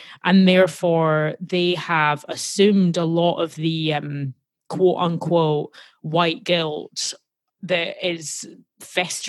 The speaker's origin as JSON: {"language": "English", "town": "Glasgow", "region": "Scotland", "country": "United Kingdom", "tie": "born or raised there", "moved": "yes", "lives_now": "United States", "said": "I grew up in Glasgow in Scotland"}